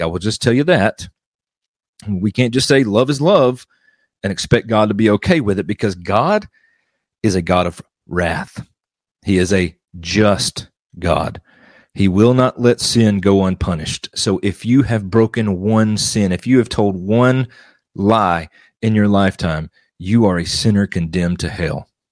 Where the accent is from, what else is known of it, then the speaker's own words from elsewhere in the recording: Mississippi, United States; now in Arkansas, United States; I was born and raised in Mississippi, and I am now currently living in Arkansas.